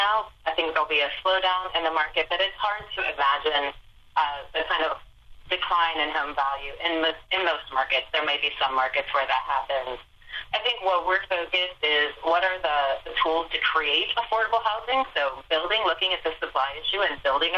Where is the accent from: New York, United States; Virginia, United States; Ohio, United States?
Ohio, United States; Elizabeth; I hail from Ohio, Eastern Ohio. Elizabeth, Ohio is my hometown